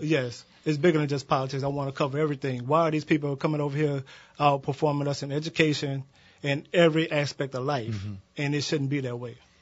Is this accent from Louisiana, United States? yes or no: yes; Kenner, Louisiana, United States; I am from, I hail from Kenner, Louisiana